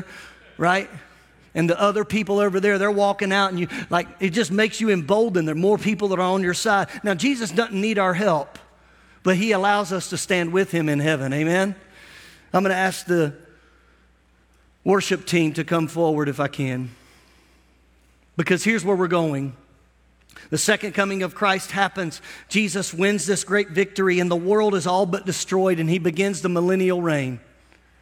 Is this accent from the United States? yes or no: yes; United States; as an American